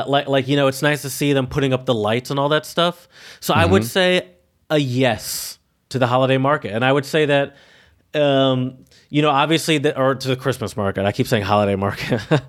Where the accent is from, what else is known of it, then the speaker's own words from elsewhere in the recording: Michigan, United States; I'm from Michigan, obviously, but I would probably say the majority of my Christmases have been spent in Louisiana, which mm-hmm. is where most of my family is.